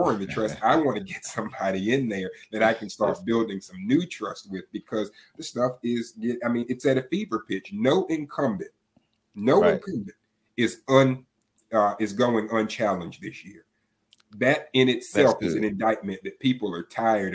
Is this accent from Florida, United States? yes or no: yes; Tallahassee, Florida, United States; I'm seven generations from Leon County. When I would drive through the South Side as a kid